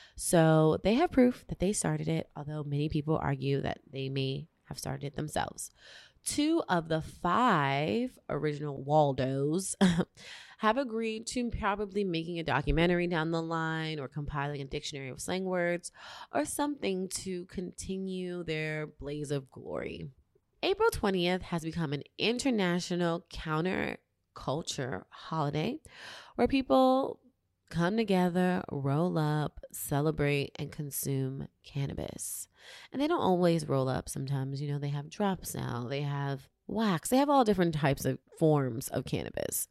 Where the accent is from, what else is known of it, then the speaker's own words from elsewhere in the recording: New York City, New York, United States; moved away as an adult; now in Los Angeles, United States; In New York City, my hometown